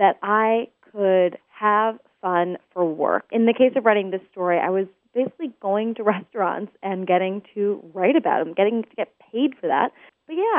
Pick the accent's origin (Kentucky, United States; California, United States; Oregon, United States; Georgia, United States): Oregon, United States; Portland; So I grew up in Portland, Oregon